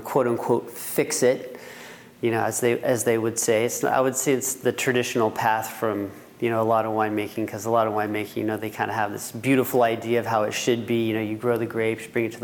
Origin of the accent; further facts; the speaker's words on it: Healdsburg, California, United States; moved away; also born or lived in Fresno, California; I grew up in Hillsburg, California. Went to Hillsburg High School.